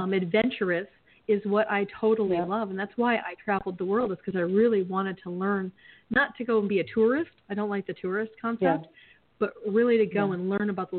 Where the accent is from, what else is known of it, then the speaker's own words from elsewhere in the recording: Michigan, United States; moved away as an adult; now in Arizona, United States; I grew up in Michigan and I've been in Arizona for 30 years